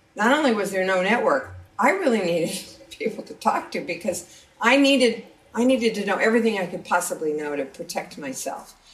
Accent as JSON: {"language": "English", "region": "Eastern Montana", "country": "United States", "tie": "born or raised there", "said": "Eastern Montana, my hometown"}